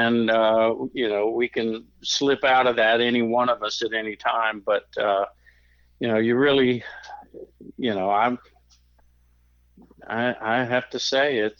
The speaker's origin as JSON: {"language": "English", "country": "United States", "tie": "born or raised there", "said": "I was born here in America"}